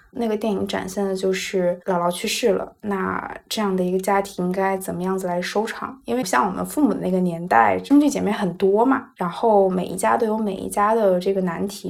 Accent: Northeast China, China; 我们可以先从最冷的地方，也是我的家乡开始

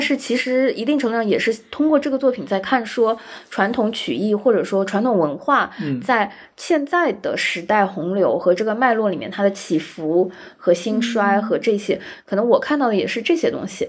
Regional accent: Shanghai, China; 作为一个上海人

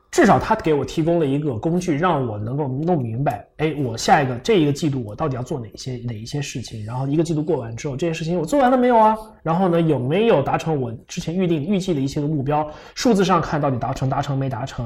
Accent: Fujian, China; 我是福建人

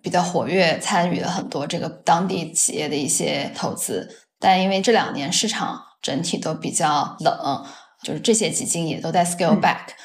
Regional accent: China; 作为中国人怎么会呢

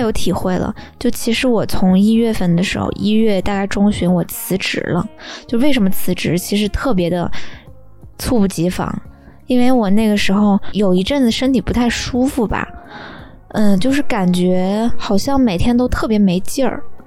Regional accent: Taiyuan, Shanxi, China; now in Beijing, China; 我妈也从太原老家来到了北京

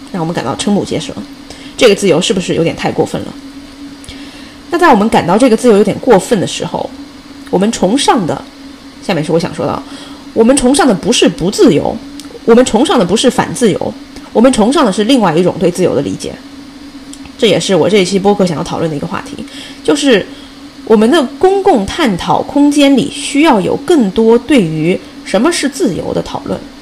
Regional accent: China; now in United States; 作为一个中国人

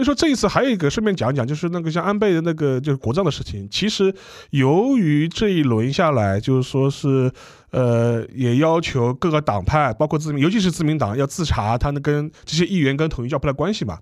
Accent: China; 我们作为中国人

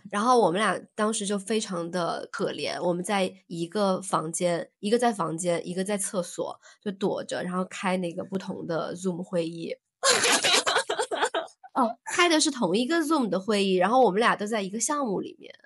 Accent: southern China, China; 我作为一个南方人，我从来都没有去搓过

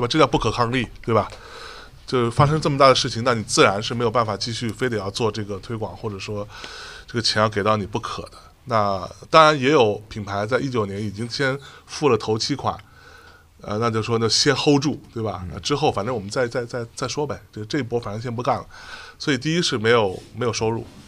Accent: Jiangsu, China; 我是江苏人

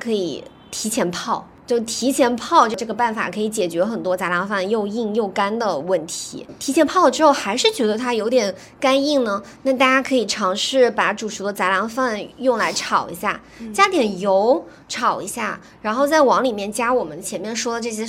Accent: China; 这样子的话，就其实更适合我们中国人的一个烹煮和口味的习惯嘛。

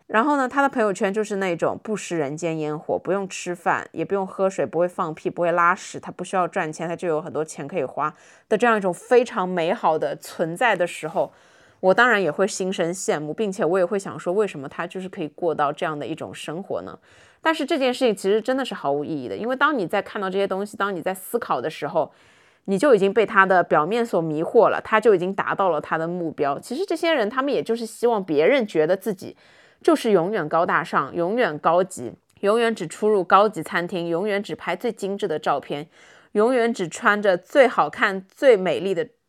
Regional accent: Shanghai, China; 我们很多上海人在上海学到的这些发音

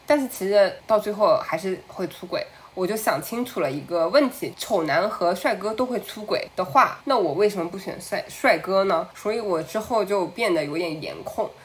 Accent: China; moved away as an adult; 以我从小在中国长大嘛

